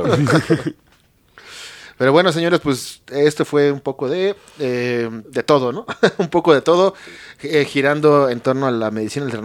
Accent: Mexico; Que como buenos mexicanos, todo mundo tenemos un familiar, un primo, un tío, lo que sea, viviendo por allá.

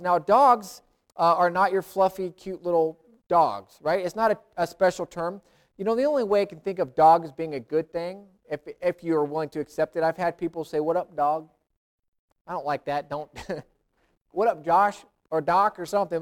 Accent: United States; I'm American, I'm a Christian

